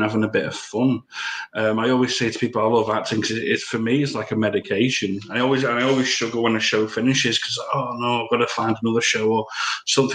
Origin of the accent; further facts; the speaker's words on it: Brighton, South East England, United Kingdom; now in Liverpool, United Kingdom; I was born in Brighton, but I live in Liverpool now